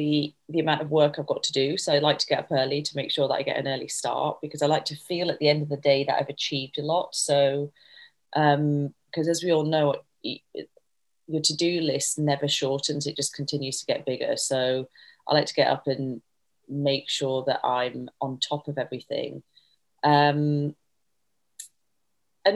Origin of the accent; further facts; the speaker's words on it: Leeds, Yorkshire and the Humber, United Kingdom; I was brought up in Leeds, in Yorkshire, to a family